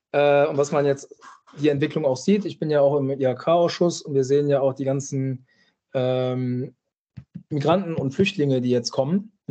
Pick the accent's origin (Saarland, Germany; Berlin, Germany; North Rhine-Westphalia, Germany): North Rhine-Westphalia, Germany; Düsseldorf; für den ersten FC Köln äh, als Düsseldorfer. Äh, ja, kann man sich natürlich fragen, warum ich das gemacht habe.